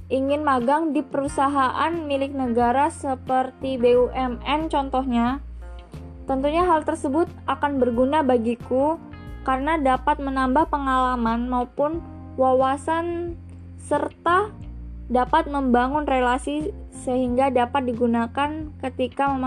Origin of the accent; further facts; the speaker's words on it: Central Lampung, Lampung, Indonesia; Aku berasal dari daerah Lampung Tengah dan asal sekolahku yaitu SMA Negeri 1 Terusan Unyai.